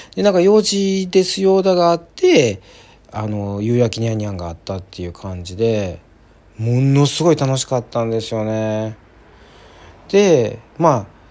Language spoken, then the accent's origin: Japanese; Kansai, Japan; 関西人なんでね